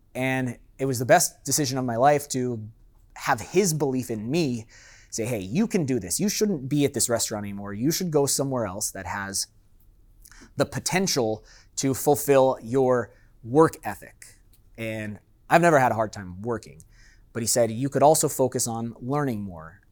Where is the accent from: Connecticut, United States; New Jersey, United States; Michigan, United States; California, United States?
California, United States; San Diego; moved away as an adult; now in Las Vegas, United States; I grew up in San Diego in Miramesa